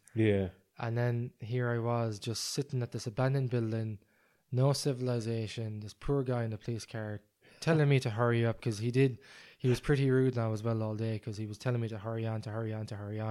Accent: Ireland; I'm from Ireland where it's very cold.

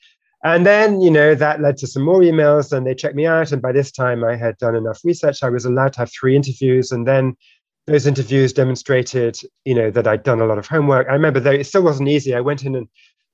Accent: United Kingdom; now in United States; I'm originally British and we both naturalized in the US.

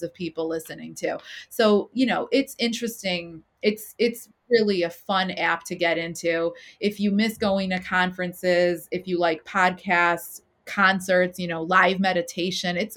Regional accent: Chicago, Illinois, United States; growing up in Chicago and watching my parents build their businesses

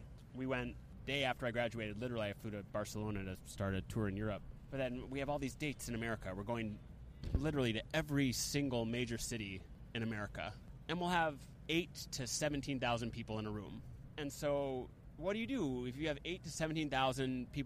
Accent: New York, United States; my hometown in New York

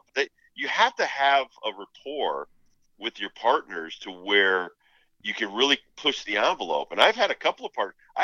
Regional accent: New England, United States; growing up in New England

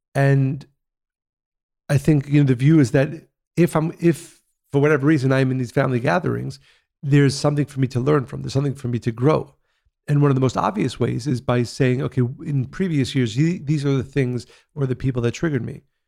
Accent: Israel; growing up in Israel, in the seventies and eighties

